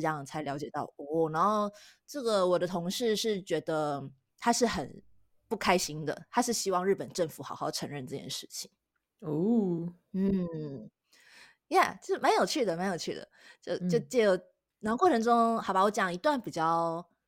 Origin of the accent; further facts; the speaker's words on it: Taiwan; 我们是台湾人